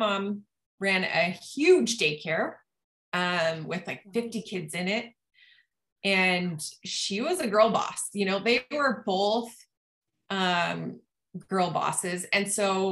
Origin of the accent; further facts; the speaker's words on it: Utah, United States; also born or lived in Rexburg, Idaho; I lived with my mom in Utah during the school year